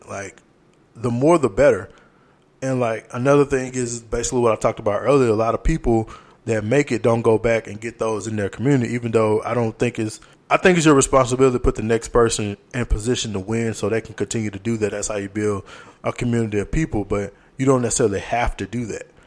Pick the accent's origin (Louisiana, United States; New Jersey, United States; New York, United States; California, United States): Louisiana, United States; moved away; the school systems are dying down in Louisiana and they're combining schools in my hometown